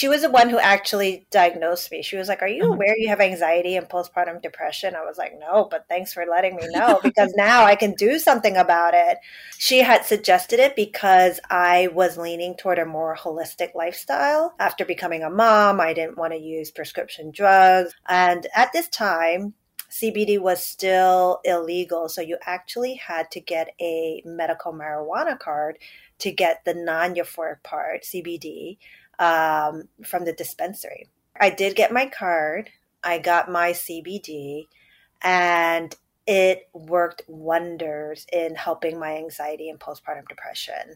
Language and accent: English; New York City, New York, United States; I am born and raised in New York City, first generation Chinese